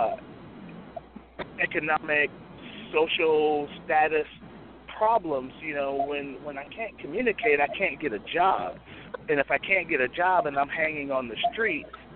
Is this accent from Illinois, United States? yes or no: yes; Chicago, Illinois, United States; now in Phoebus, United States; I grew up in Chicago, we could walk everywhere, 2, 3, 4, 10 blocks.